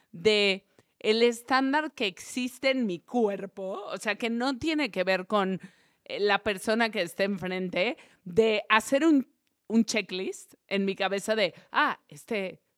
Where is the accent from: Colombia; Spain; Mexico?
Mexico; Reynosa, Tamaulipas; todos los de Reynosa ah, somos